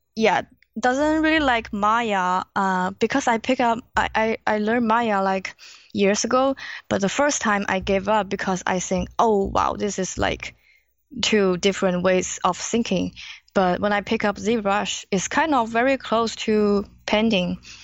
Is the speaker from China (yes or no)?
yes; China; English is a second language; moved away as an adult; now in Los Angeles, United States; I was born in China